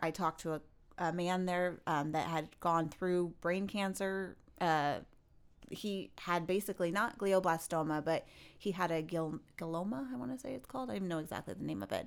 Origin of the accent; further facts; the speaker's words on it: California, United States; I'm from California